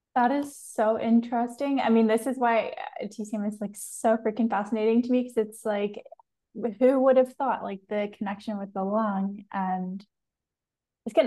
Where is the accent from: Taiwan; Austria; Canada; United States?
Canada; I'm Canadian, so I grew up very much in the same that same kind of culture.